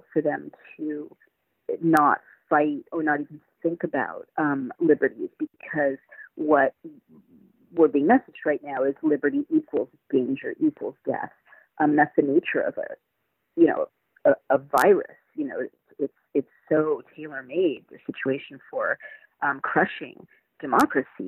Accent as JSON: {"language": "English", "country": "United States", "said": "As an American"}